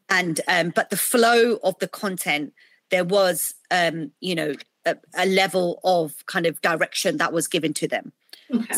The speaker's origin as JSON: {"language": "English", "country": "United Kingdom", "tie": "born or raised there", "said": "I'm South Asian, I'm British. Um, you know, we've adopted this culture. We were born in this country"}